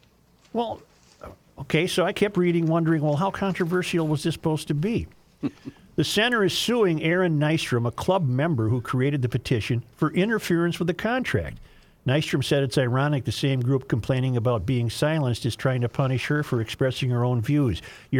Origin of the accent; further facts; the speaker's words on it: Minnesota, United States; probably something I should have known as a Minnesotan.